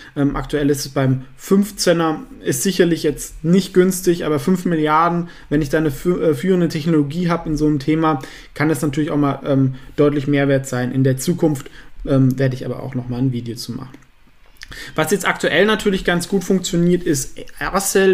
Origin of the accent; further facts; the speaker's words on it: Southern Germany, Germany; ich komme ja aus Süddeutschland